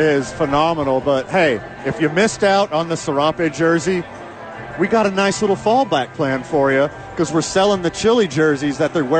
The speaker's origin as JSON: {"language": "English", "town": "Houston", "region": "Texas", "country": "United States", "said": "I'm from Houston."}